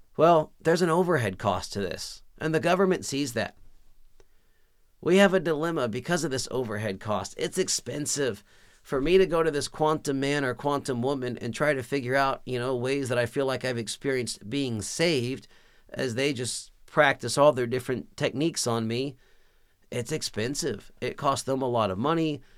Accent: Texas, United States; I was born and raised in Texas

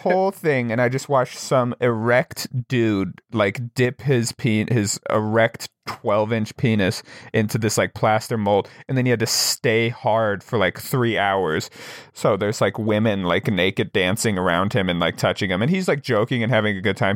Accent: Wyoming, United States; I'm from Wyoming

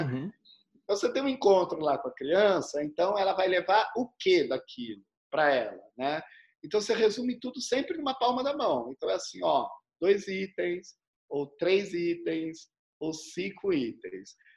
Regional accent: Uauá, Bahia, Brazil; quando eu tinha uns 5 para 6 anos de idade, lá em Uauá, né, onde eu nasci

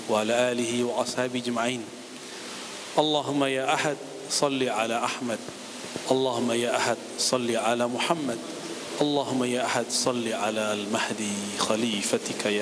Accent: Padang, West Sumatra, Indonesia; saya orang Minang, orang Padang tapi nggak bisa bisa dagang

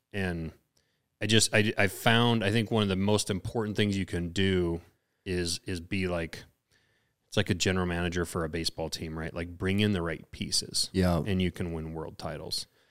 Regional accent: Lincoln, Montana, United States; now in Missoula, United States; we're we're out here in Missoula. I don't, and I grew up in Lincoln.

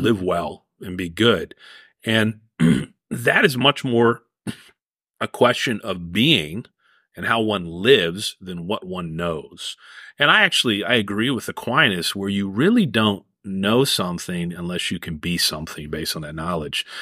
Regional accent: Cheverly, Maryland, United States; I grew up in Cheverly, Maryland

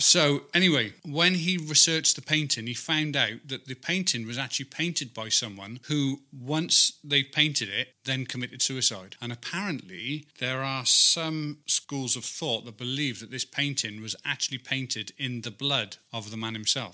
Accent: Wales, United Kingdom; I'm actually from Wales

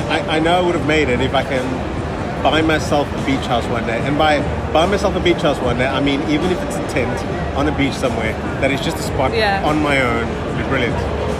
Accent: South Africa; I'm from Africa

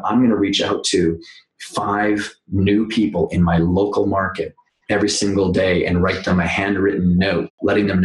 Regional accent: Canada; moved away as an adult; now in New York, United States; I am Canadian. I've been in New York now for 12 years

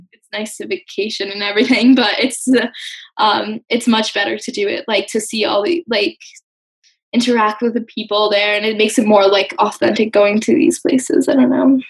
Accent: Westport, Connecticut, United States; I'm from Westport, Connecticut.

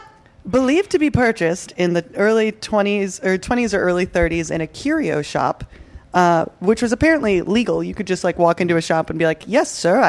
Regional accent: Naperville, Illinois, United States; also born or lived in Chicago; I'm not from Chicago. I'm from Naperville, Illinois. And as somebody who grew up in Naperville and has lived in Chicago for like 10 years

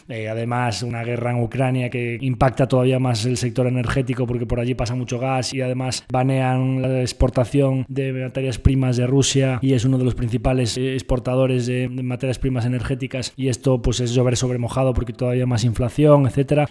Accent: Galicia, Spain; vamos a hablar como buen gallego

